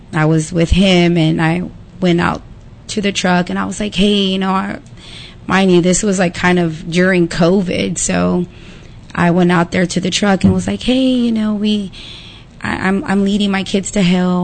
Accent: Pleasant Grove, Texas, United States; I'm from Pleasant Grove.

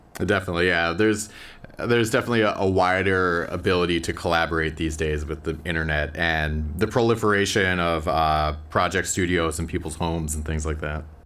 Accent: Minneapolis, Minnesota, United States; I too am from the Twin Cities

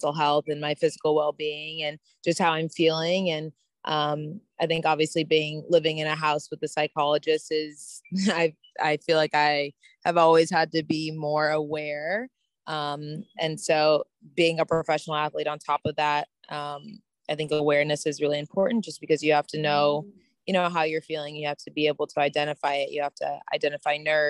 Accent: United States; being an American playing at the US Open

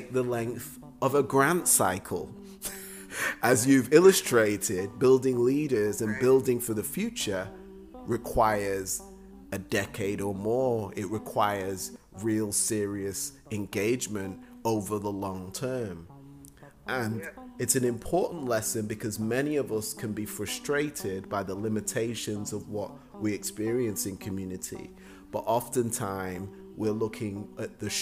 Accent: Manchester, North West England, United Kingdom; moved away; when I was a young person in England, growing up in Manchester

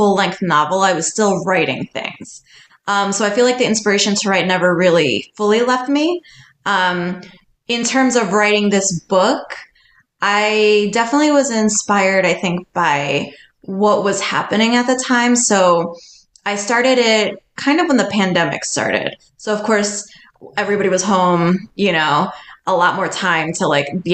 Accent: New York City, New York, United States; growing up in New York City

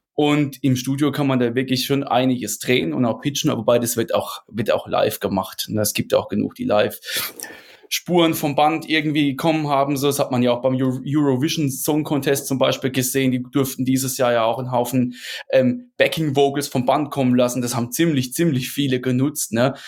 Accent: Rhineland-Palatinate, Germany; ich bin ja Pfälzer, Pfälzer, ne, eigentlich. Also kann, komme jetzt nicht wie die anderen hier bei uns mehr so aus der Münchner Ecke, beziehungsweise aus, aus Bayern halt, sondern ich komme aus der Pfalz

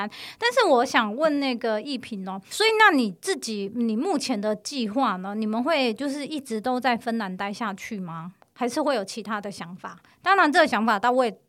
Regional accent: Tainan, Taiwan; 因为确实像南部人，像我是台南的，蛮多我身边的人都一向很怕冷。

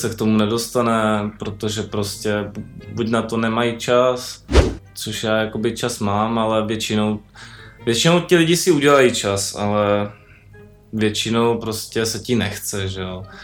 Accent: Brno, South Moravian Region, Czechia; u nás v Brně, tam uh, v té naší městské části

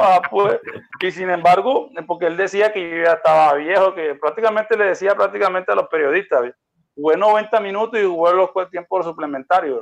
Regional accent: Barranquilla, Atlántico, Colombia; yo soy de Barranquilla

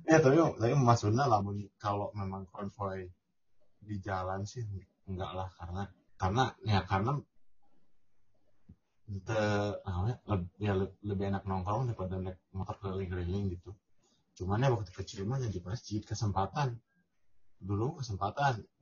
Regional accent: Batam, Riau Islands, Indonesia; Kalau gue kan kalau karena gue kan gede di Batam.

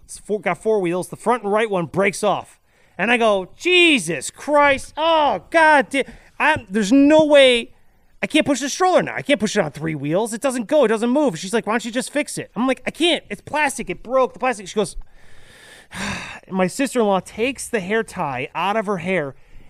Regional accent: Venezuela; English is a second language; Bro, I'm from Venezuela, man. I waited 2 hours for a chicken.

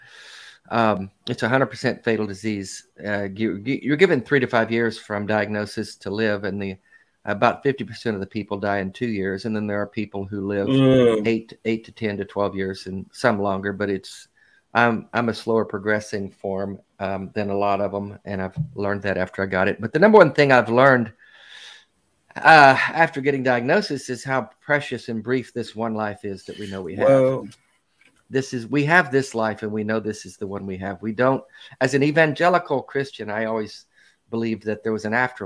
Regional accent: Nashville, Tennessee, United States; I'm from Nashville, Tennessee

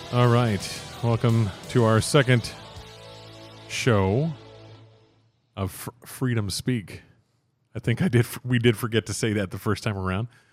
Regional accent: Texas, United States; I refer to myself as Texan

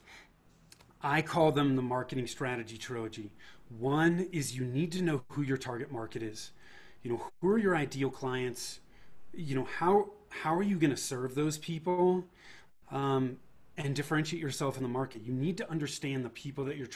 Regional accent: Bay Area, Northern California, United States; born or raised there; moved away as an adult; now in Denver, United States

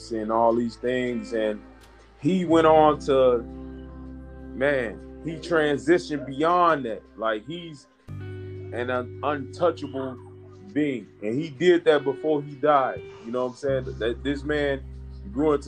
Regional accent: Chicago, Illinois, United States; I'm a Chicagoan

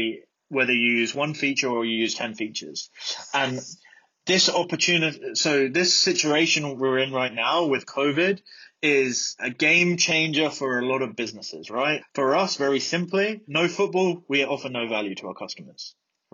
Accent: Brighton, South East England, United Kingdom; also born or lived in Midlands; I was born in Brighton. I grew up in Brighton.

